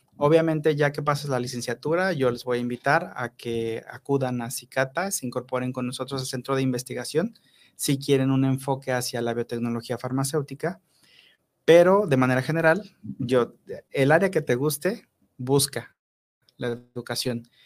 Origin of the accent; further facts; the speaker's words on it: Papantla, Veracruz, Mexico; moved away as an adult; also born or lived in Mexico City; now in Morelos, Mexico; yo soy de Veracruz, yo soy de Papantla, Veracruz, es un lugar muy pequeño